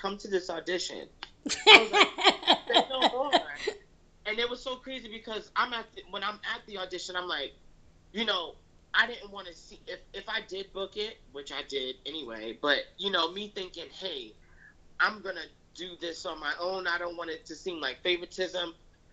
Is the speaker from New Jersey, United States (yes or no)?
yes; North New Jersey, United States; now in New York, United States; We're both from Jersey. We were both from North New Jersey, but I've lived in the suburbs